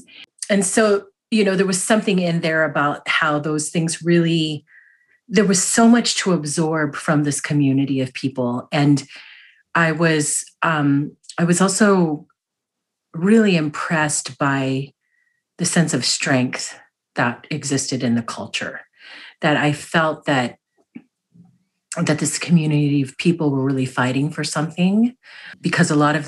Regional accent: United States; My experience as a Filipino American was like, you know, like people's families in Filipino culture.

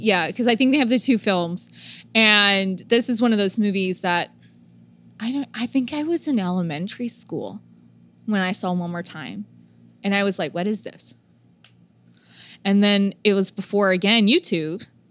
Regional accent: Oklahoma, United States; we're from a small town or we're from Oklahoma

